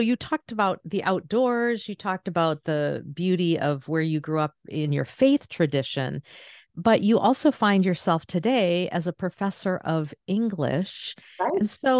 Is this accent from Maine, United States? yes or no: yes; Maine, United States; I grew up in Northern Maine, so the outdoor space, and that was very much a part of my upbringing